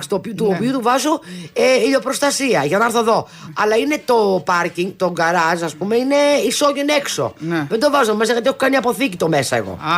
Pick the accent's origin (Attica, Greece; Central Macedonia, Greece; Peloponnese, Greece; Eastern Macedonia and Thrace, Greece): Attica, Greece; Athens; Από την Αθήνα.